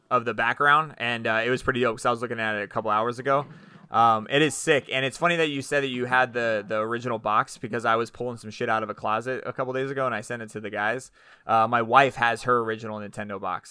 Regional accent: Orlando, Florida, United States; I grew up in Orlando

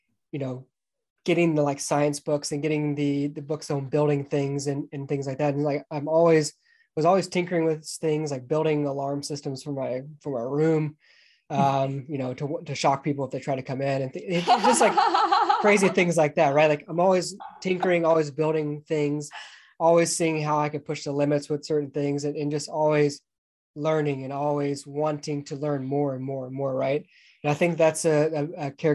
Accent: Atlanta, Georgia, United States; moved away as an adult; I grew up just outside of Atlanta, Georgia

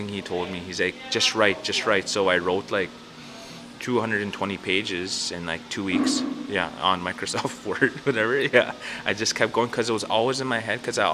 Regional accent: Treaty 4 territory, Saskatchewan, Canada; I'm from Treaty 4 territory. I'm part of the Bear Clan from Kiskus First Nation

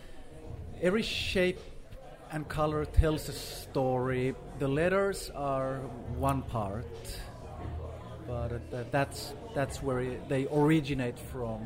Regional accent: Gothenburg, Västra Götaland, Sweden; moved away as an adult; also born or lived in Finland; I'm originally from Finland, but I grew up in Sweden in a town called Gothenburg.

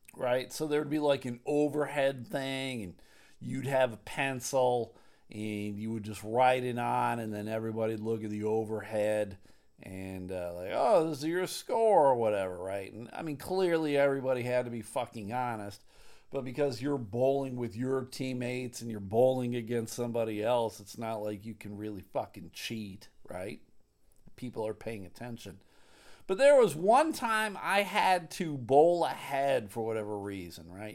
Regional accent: Clarence, New York, United States; I grew up in Clarence. Williamsville was the town next door

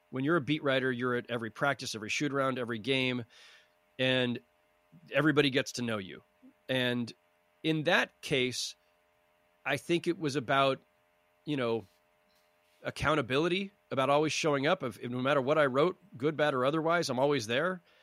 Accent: San Jose, California, United States; I grew up in San Jose, California, in the Bay Area

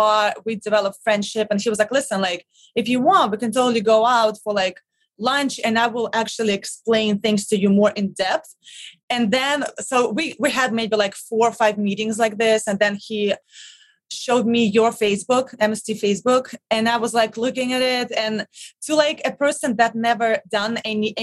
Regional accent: Russia; English is a second language; moved away as an adult; now in New York City, United States; I'm originally from Russia

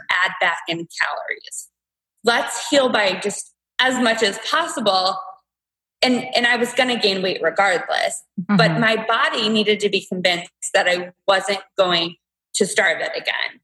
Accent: Toledo, Ohio, United States; moved away as an adult; now in Cleveland, United States; I'm from Toledo

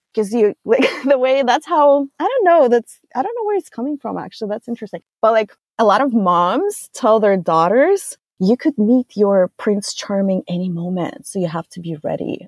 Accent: Russia; moved away as an adult; now in United States; I'm from Russia originally

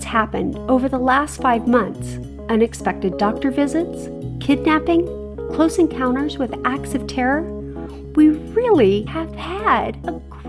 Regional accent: Oklahoma, United States; moved away; also born or lived in Arizona; Do we say Arizona, where we lived for the last 18 years? Do we say Oklahoma, where we both grew up?

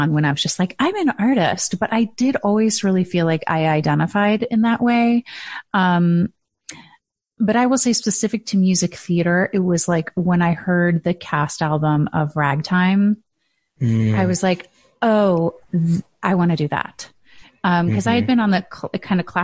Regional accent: Midwest, United States; I'm from the Midwest

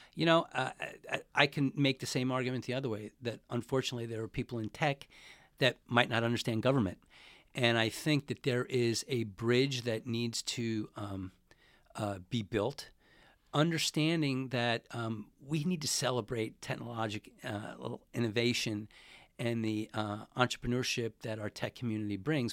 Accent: Glen Cove, New York, United States; moved away as an adult; also born or lived in Queens, New York / Washington, D.C.; now in San Francisco, United States; I'm originally from, uh, New York. I grew up in Queens till I was about six or seven, and then I moved to a town about forty minutes outside of Manhattan. by the name of Glencove, Long Island. And that's where, uh, that's where I grew up.

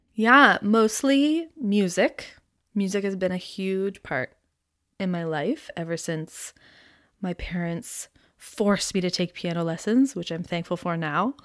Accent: Aurora, Ontario, Canada; now in Toronto, Canada; I grew up in Aurora, Ontario, which is about forty minutes north of Toronto.

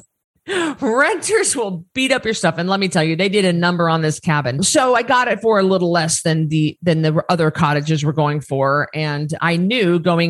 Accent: Northern Idaho, United States; now in Boise, United States; I grew up in Northern Idaho, where we were surrounded by timber, by property, by trees, hundreds of acres.

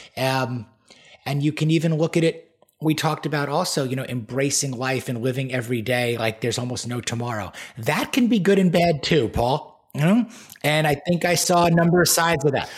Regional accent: Great Neck, New York, United States; I was born and raised on Long Island, New York, the North Shore in a town called Great Neck

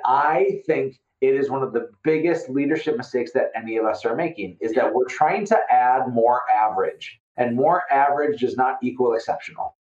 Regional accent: Fargo, North Dakota, United States; I'm from Fargo, North Dakota, and so I sound like I'm from Fargo, North Dakota

